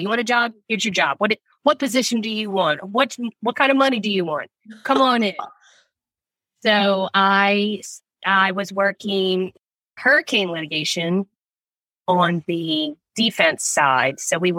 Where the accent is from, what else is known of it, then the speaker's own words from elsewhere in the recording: New Orleans, Louisiana, United States; Born and raised in New Orleans. Small town, big town feel.